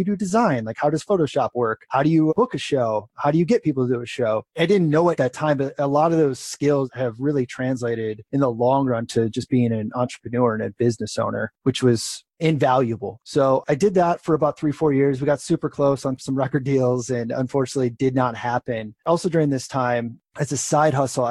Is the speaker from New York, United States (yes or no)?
no; Crystal Lake, Illinois, United States; moved away as an adult; also born or lived in Wisconsin / San Francisco; I grew up in Crystal Lake, suburb of Chicago, and moved back to that area.